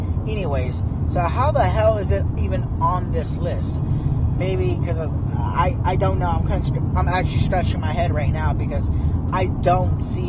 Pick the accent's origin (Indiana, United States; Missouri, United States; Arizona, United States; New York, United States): Arizona, United States; now in Oregon, United States; I'm from Arizona.